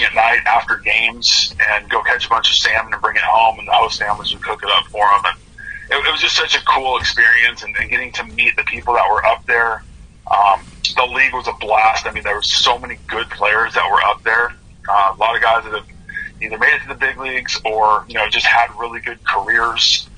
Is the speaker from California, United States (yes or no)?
yes; Orange County, California, United States; I'm from Orange County